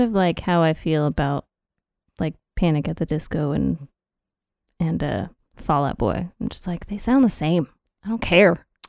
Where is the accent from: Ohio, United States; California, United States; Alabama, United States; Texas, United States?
Texas, United States; proud to be a Texan.